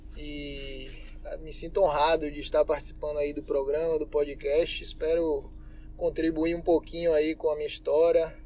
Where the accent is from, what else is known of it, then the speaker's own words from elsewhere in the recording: Salvador, Bahia, Brazil; sou baiano, soteropolitano